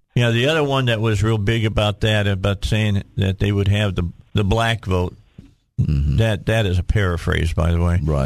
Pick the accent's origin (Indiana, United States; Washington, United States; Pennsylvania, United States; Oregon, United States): Indiana, United States; Gary; moved away; I was born in Gary, but I did hang out in Gary.